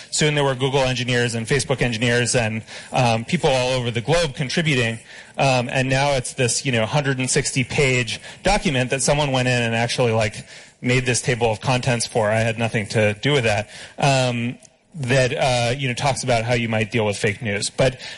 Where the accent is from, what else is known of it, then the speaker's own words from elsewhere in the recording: United States; I'm an American